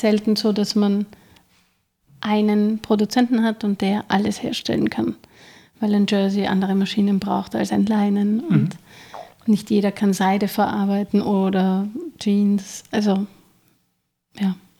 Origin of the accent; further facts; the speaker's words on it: Vienna, Austria; Und ich bin gebürtige Wienerin, aber eigentlich halb Kärnten, halb Wien